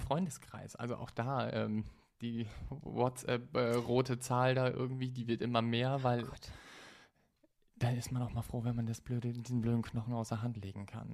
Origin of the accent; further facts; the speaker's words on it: Stade, Lower Saxony, Germany; moved away as an adult; also born or lived in Düsseldorf; in Stade dann, also da, so. wo ich herkomme. Ich habe in Düsseldorf gelebt